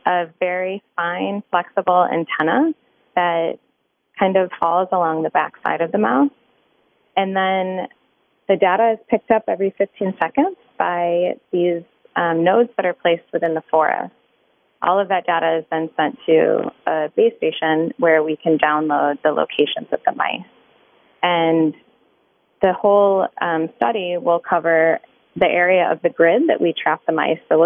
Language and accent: English; Michigan, United States; now in New York City, United States; I grew up in Michigan